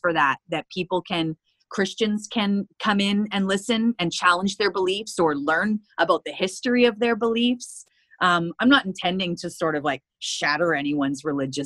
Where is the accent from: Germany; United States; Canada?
Canada; Prince Rupert, British Columbia; moved away as an adult; I moved away from Prince Rupert.